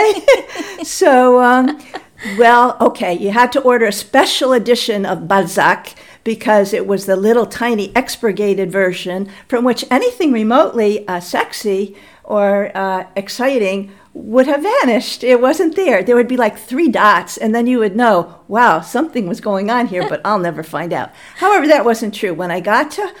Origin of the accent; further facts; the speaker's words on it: Middletown, New York, United States; first language English; also born or lived in Midwest; I was born in the Midwest, but I escaped at an early age, and I grew up in Middletown, New York, which is a tiny town in the Catskill Mountains